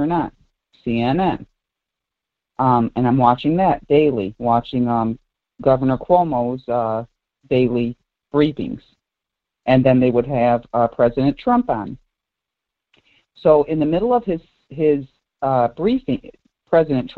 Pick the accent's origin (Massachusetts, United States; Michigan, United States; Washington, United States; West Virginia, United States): Michigan, United States; Detroit; I grew up in Southwest Detroit